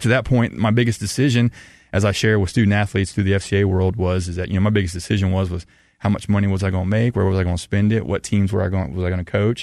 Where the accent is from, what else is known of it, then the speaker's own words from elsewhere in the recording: the South, United States; growing up in the South